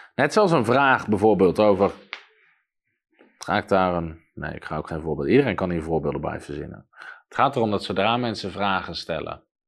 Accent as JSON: {"language": "Dutch", "country": "Netherlands", "said": "als Nederlander"}